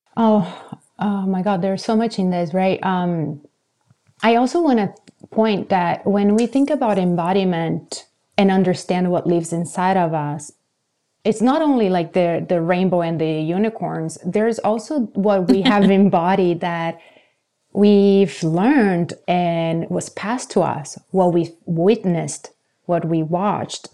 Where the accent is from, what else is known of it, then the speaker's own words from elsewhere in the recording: Brazil; moved away; I grew up in Brazil